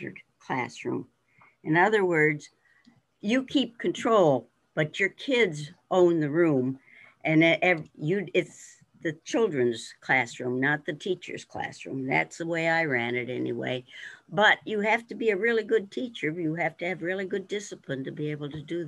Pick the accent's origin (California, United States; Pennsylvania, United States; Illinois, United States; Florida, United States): Pennsylvania, United States; Mount Jewett; I grew up in Mount Jewett